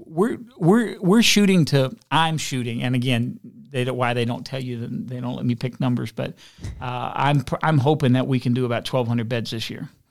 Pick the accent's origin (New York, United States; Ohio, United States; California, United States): Ohio, United States; Elyria; also born or lived in West Virginia; I grew up on West Side of Elyria